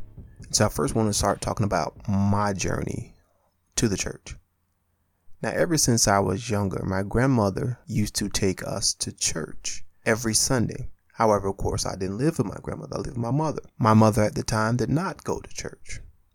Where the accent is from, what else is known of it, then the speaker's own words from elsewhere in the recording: Spartanburg, South Carolina, United States; born there; also born or lived in Atlanta, Georgia; I was born in Spartanburg, South Carolina. I went to church in Spartanburg, South Carolina. I moved to Atlanta, Georgia, East Point to be exact, Stanton Road, and a bus was taking me to church.